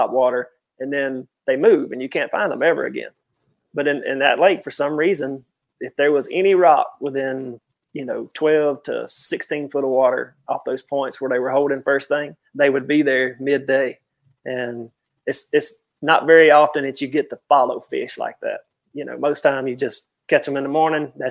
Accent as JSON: {"language": "English", "country": "United States", "tie": "born or raised there"}